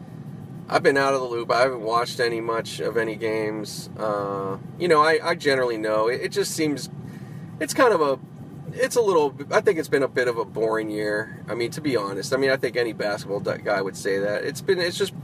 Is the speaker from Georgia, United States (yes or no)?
no; Pittsburgh, Pennsylvania, United States; moved away; I grew up out in Pittsburgh